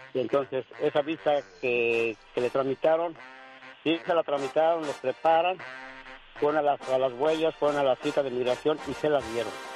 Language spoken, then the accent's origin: Spanish; Mexico City, Mexico; now in Huntington Beach, United States; Yo soy del Distrito Federal